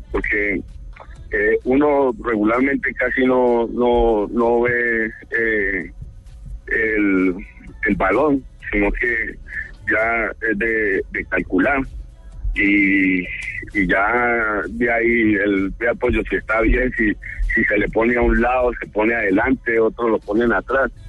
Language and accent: Spanish; Cali, Valle del Cauca, Colombia; yo me crié en Cali